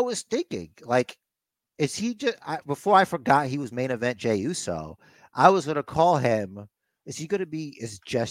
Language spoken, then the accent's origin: English; United States; me being an American